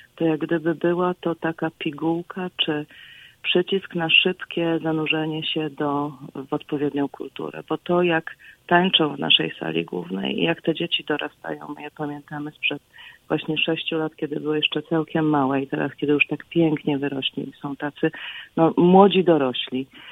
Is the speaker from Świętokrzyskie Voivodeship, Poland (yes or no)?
yes; Bogoria, Świętokrzyskie Voivodeship, Poland; now in United States; pochodzę z Bogori w Świętokrzyskich Górach